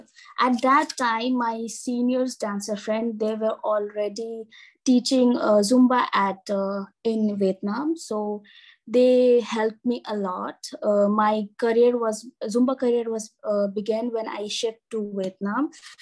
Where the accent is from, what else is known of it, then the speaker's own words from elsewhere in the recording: Northeast India, India; I belong from northeastern part of the country.